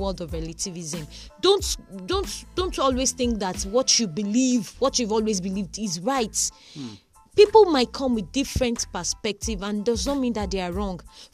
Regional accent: Southwest Nigeria, Nigeria; also born or lived in Osun State / Kwara State; I grew up probably in Osun State. I grew up around Kwara State. I grew up in Southwest Nigeria.

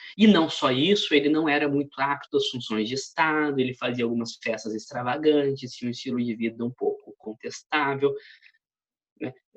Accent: interior of São Paulo, Brazil; Eu venho do interior de São Paulo

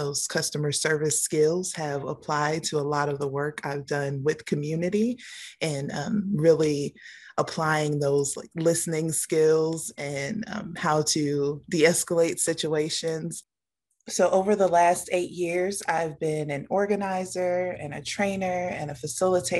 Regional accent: Gary, Indiana, United States; also born or lived in Monticello, Arkansas; now in Indianapolis, United States; I am originally from Gary, Indiana. I've been in Indianapolis now since 2003.

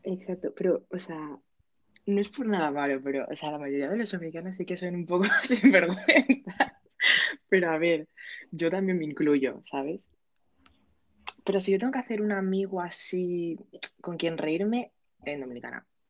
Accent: Aragon, Spain; que soy de Aragón

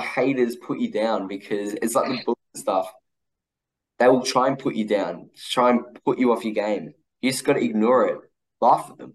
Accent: Australia; I'm Australian.

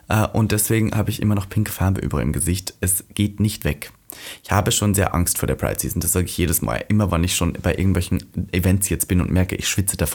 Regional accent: Austria

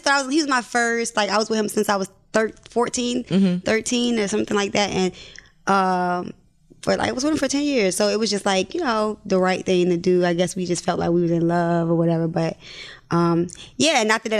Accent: Baltimore, Maryland, United States; I'm from Baltimore

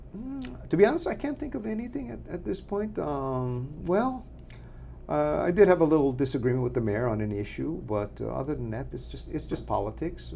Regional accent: Makawao, Hawaii, United States; I was uh, born and raised in Makawao.

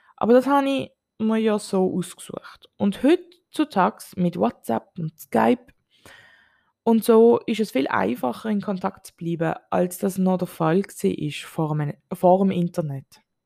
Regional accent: Switzerland; moved away as an adult; now in Bali, Indonesia; Als Schweizerin

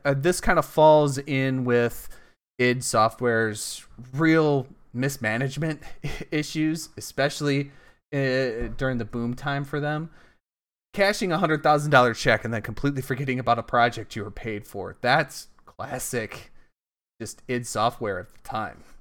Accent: United States; also born or lived in Michigan; as an American

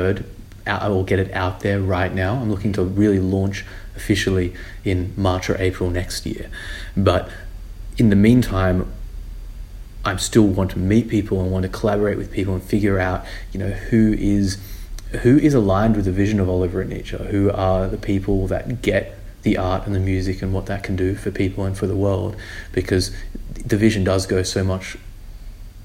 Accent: Sydney, New South Wales, Australia; I'm from Sydney, Australia

